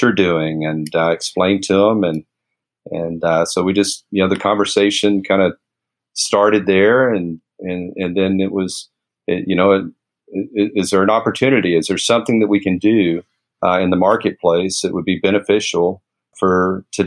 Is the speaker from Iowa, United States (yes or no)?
no; Lubbock, Texas, United States; my hometown, Lubbock, Texas